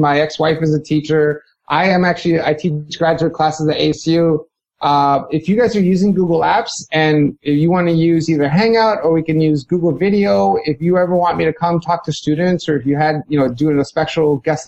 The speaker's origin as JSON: {"language": "English", "town": "New York City", "region": "New York", "country": "United States", "tie": "born or raised there", "said": "I was born and raised in Hell's Kitchen, New York, and grew up in New York City"}